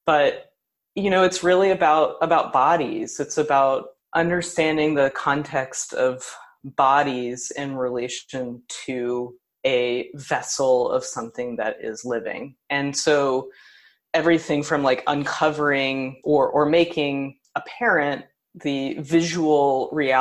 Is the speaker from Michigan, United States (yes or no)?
no; Tennessee, United States; also born or lived in New York; now in Kansas City, United States; I'm from Tennessee, and I was really excited to return to that place